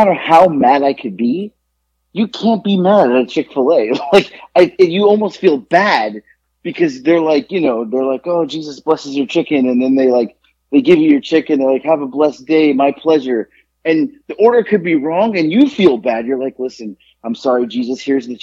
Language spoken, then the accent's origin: English; Florida, United States; moved away; I grew up down in Florida